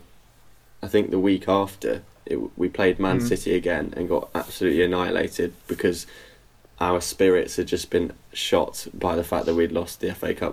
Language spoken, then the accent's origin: English; near West Ham, London, United Kingdom; I was born near West Ham